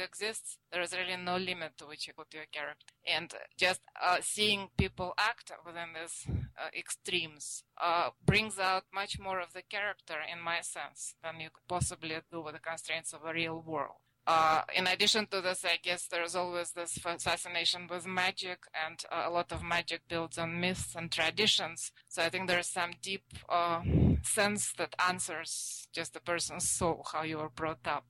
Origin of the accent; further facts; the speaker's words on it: Russia; first language Russian; English is a second language; moved away as an adult; now in United States; I'm uh, a native Russian speaker. I grew up in Russia